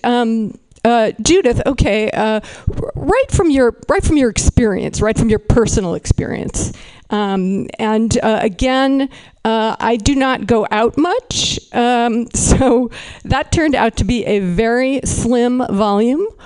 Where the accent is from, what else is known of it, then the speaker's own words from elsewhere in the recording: Berkeley, California, United States; I am from Berkeley, California